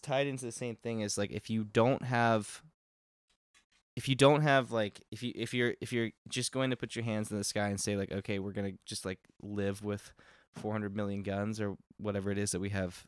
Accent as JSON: {"language": "English", "region": "Texas", "country": "United States", "tie": "born or raised there", "moved": "yes", "said": "I'm from Texas, not from Uvalde, which is a small town, but, um, like, we did school shooter drills and shit all through high school and, like, even in middle school"}